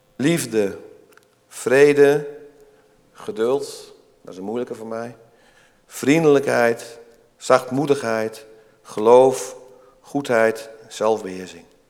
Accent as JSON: {"language": "Dutch", "area": "Twente", "region": "Overijssel", "country": "Netherlands", "said": "Ik kom zelf ook uit Tukkenland."}